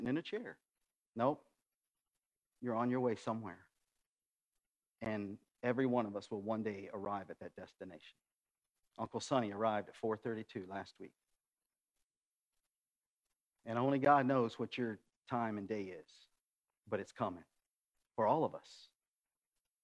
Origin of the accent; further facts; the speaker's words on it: West Virginia, United States; now in Centralia, United States; I grew up in West Virginia